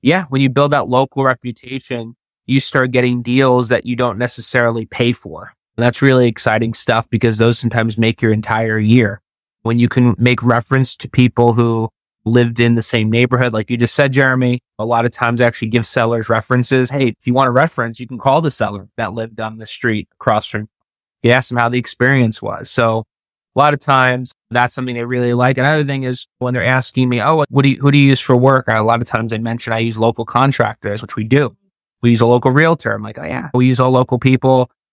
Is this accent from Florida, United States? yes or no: yes; Florida, United States; also born or lived in New York; I was born in New York, but I've been living in Florida since I was twelve.